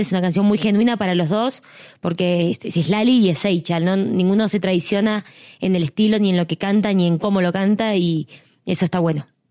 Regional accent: Argentina; la gente joven talentosa que hay en mi país

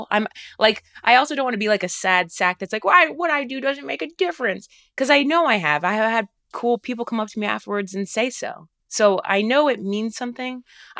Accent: Dayton, Ohio, United States; And that's, I mean, I'm from Dayton, Ohio.

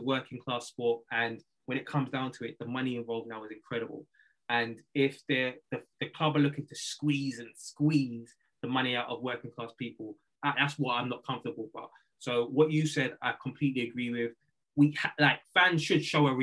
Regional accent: London, United Kingdom; I'm from London.

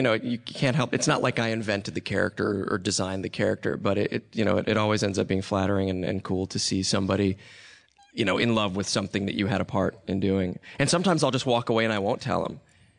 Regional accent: Nashville, Tennessee, United States; I grew up in Nashville.

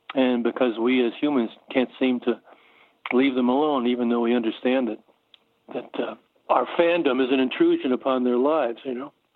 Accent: Norwalk, Connecticut, United States; moved away; I grew up in Norwalk, Connecticut, and I was there through my high school years.

